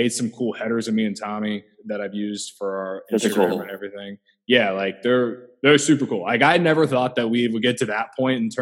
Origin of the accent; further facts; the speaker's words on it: Central Illinois, United States; I grew up in Central Illinois